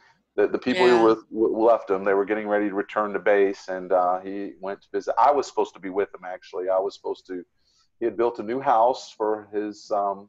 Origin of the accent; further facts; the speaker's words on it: Florida, United States; I was already in Tennessee. I was from Florida. I was already halfway there.